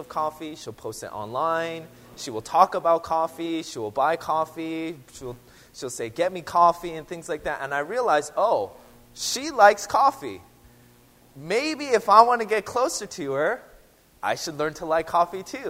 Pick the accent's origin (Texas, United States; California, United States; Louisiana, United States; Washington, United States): Washington, United States; Seattle; I'm from Seattle, but I didn't grow up drinking coffee.